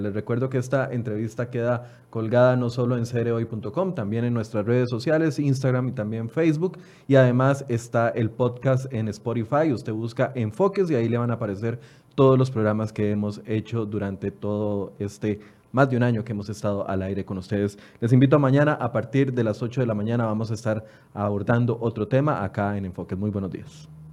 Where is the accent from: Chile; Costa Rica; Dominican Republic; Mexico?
Costa Rica; como costarricenses